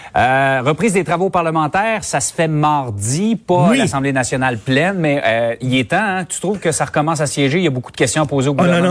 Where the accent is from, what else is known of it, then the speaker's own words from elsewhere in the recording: Quebec City, Quebec, Canada; Je suis natif de Sainte-Foy. C'est arrivé à peu près à, à deux kilomètres d'où j'ai resté pendant une trentaine d'années.